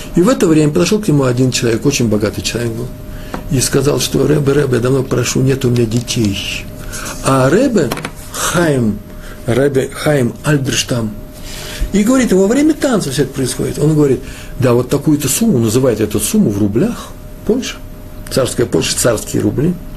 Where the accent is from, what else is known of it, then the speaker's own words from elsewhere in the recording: Russia; я из России.